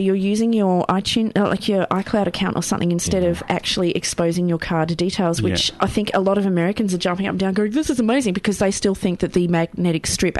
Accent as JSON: {"language": "English", "region": "Tasmania", "country": "Australia", "moved": "yes", "lives_now": "Melbourne, Australia", "said": "I'm from Tasmania."}